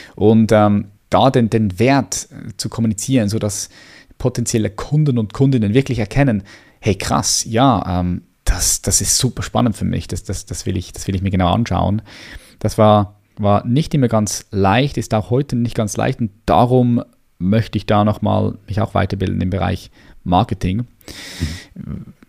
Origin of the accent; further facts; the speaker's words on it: Switzerland; hier bei uns in der Schweiz